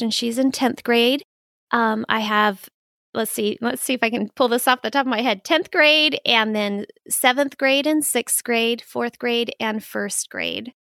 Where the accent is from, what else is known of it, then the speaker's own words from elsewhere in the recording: Phoenix, Arizona, United States; moved away as an adult; also born or lived in Pensacola, Florida; now in Minnesota, United States; I'm originally from Phoenix